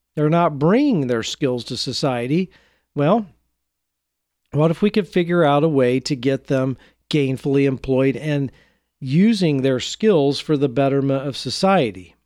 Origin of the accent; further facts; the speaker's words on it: Portland, United States; my hometown of Portland